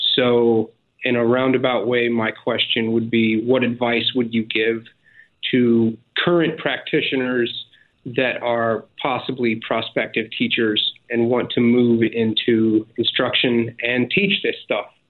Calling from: Abu Dhabi, United Arab Emirates; I'm calling from Abu Dhabi in the U A E.

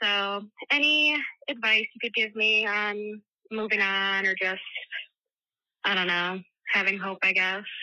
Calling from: Michigan, United States; Hey, Tish and Brandi. … I'm from Michigan.

